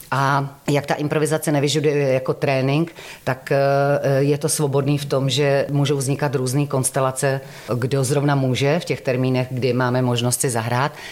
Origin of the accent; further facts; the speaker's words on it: Šumperk, Olomouc Region, Czechia; Já jsem ze Severní Moravy, já jsem ze Šumperka, ale jak jsem různě žila po republice, tak já vždycky chytám a priori ten místní dialekt